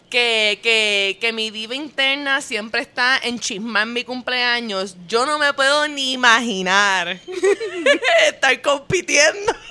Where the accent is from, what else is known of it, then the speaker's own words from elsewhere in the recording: Puerto Rico; moved away as an adult; also born or lived in New York; Yo cuando vivía en, Puerto Rico en high school